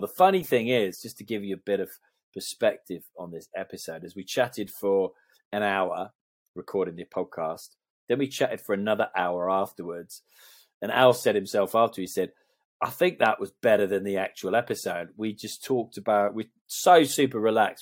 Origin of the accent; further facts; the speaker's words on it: Canada; moved away; I was brought up in Canada